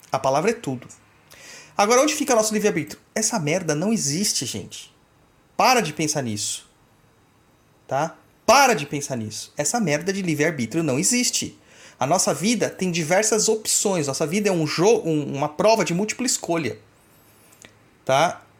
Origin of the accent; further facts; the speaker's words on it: Goiás, Brazil; É, é, cidade não, estado. Eu sou de Goiás.